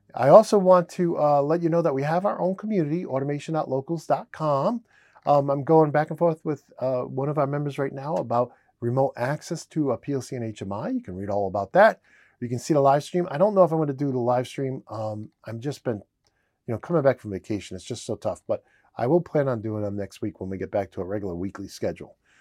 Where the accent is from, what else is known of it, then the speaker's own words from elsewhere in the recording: Rhode Island, United States; I'm from Rhode Island, and I always say ideas with an R